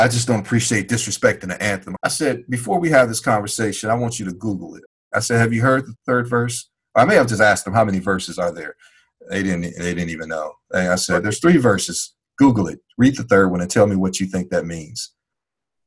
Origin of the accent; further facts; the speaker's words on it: Chicago, Illinois, United States; growing up in Chicago